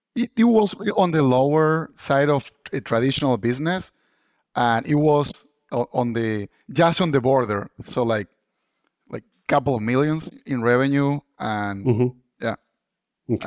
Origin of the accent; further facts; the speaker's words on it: Argentina; moved away as an adult; now in Boston, United States; I'm originally from Argentina